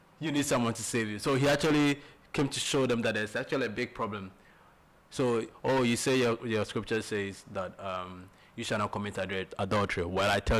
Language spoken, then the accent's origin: English; Ghana; our marketing approach as Ghanaian businessmen